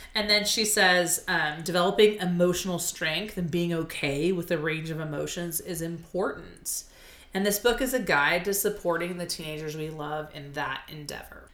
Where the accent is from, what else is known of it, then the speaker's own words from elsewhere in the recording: Arizona, United States; I'm an Arizona native